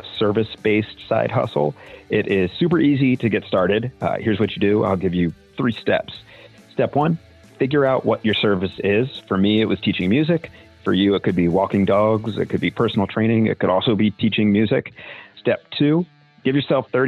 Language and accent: English; Annapolis, Maryland, United States; I'm from Annapolis, Maryland